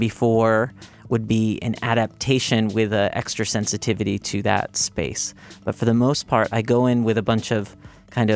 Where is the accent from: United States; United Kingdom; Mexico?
United States; Hyde Park, New York; also born or lived in Indonesia; now in New York City, United States; I'm actually from New York. I went to high school upstate, actually, in Hyde Park, which is right next to Poughkeepsie.